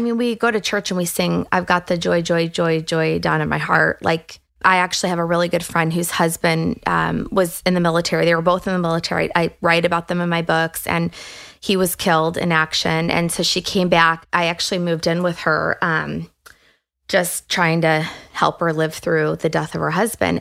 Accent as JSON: {"language": "English", "town": "Detroit", "region": "Michigan", "country": "United States", "tie": "born or raised there", "said": "I grew up in the Detroit area"}